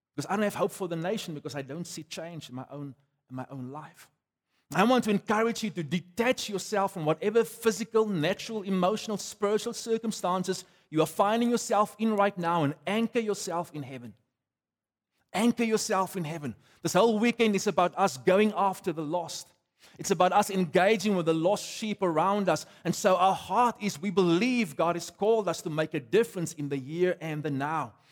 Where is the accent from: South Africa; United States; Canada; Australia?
South Africa; I'm a South African on my passport.